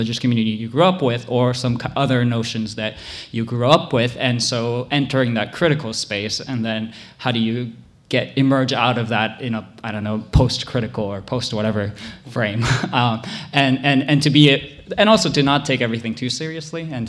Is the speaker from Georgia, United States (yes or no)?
no; Hawaii, United States; moved away as an adult; I grew up in Hawaii